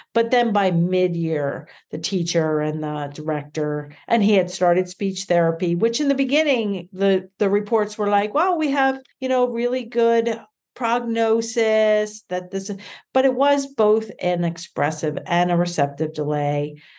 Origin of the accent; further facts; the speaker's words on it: Reading, Pennsylvania, United States; also born or lived in Philadelphia, Pennsylvania; we moved back to my hometown of Reading, Pennsylvania